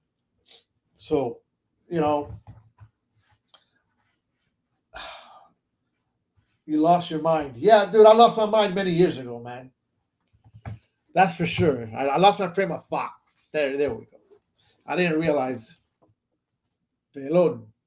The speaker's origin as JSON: {"language": "English", "country": "United States", "tie": "born or raised there", "said": "I was born here in the States"}